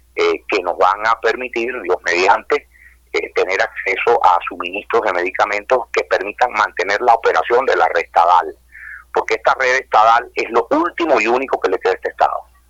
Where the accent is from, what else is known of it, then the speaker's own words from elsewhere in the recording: Venezuela; soy un venezolano modesto